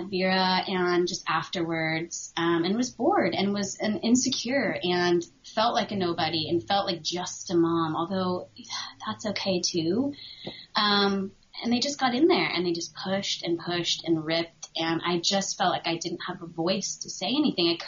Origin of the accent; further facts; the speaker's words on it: New England, United States; I feel it wasn't the same growing up in New England, or maybe I just wasn't aware of it.